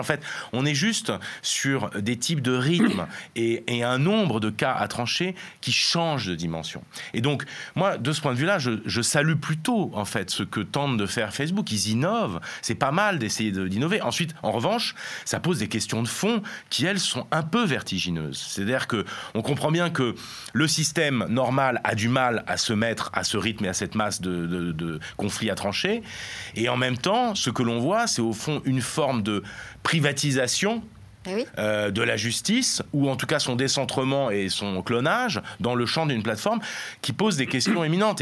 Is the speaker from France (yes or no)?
yes; France; nous en France